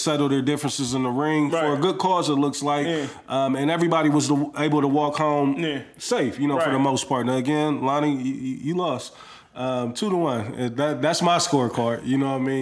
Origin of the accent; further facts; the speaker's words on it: North Side, Midwest, United States; I'm from the North